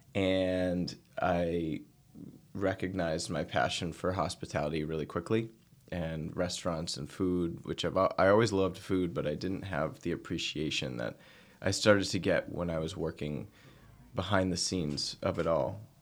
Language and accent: English; outside Boston, Massachusetts, United States; also born or lived in Nantucket; I grew up outside Boston